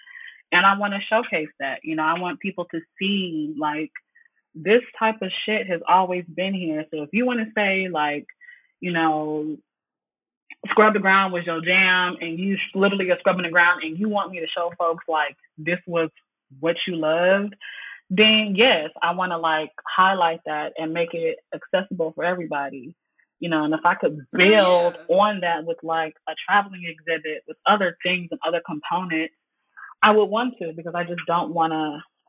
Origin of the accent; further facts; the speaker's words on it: Southern United States, United States; Did y'all not read the paper? I'm from the South, okay?